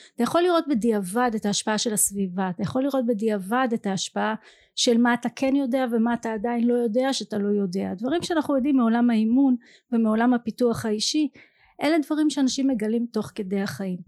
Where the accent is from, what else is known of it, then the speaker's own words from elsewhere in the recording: Ramla, Central District, Israel; אני גדלתי ברמלה במשפחה משכילה